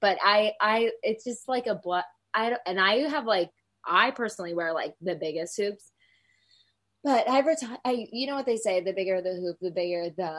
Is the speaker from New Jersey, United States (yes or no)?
yes; Secaucus, New Jersey, United States; now in Dallas, United States; I'm from Secaucus, so like right outside the city.